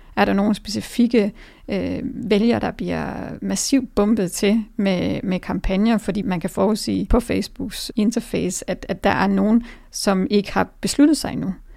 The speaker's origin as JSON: {"language": "Danish", "country": "Denmark", "said": "som danskere"}